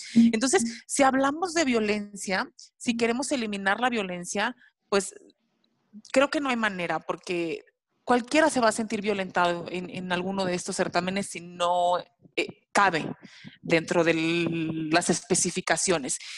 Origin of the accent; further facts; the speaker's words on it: Mexico; nuestro México